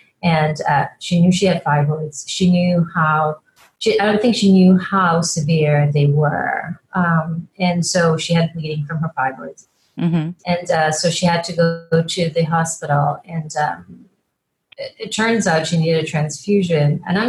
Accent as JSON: {"language": "English", "country": "Guyana", "tie": "born there", "said": "I was born in Guyana. Guyana is the only English speaking country in South America, and it used to be British Guiana"}